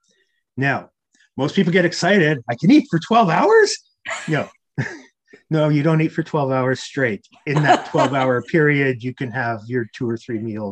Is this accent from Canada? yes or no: yes; Canada; I had played a ton of hockey growing up because I'm Canadian